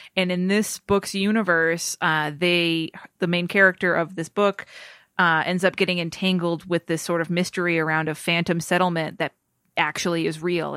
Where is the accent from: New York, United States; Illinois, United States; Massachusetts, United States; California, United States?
Massachusetts, United States; as a kid growing up in Massachusetts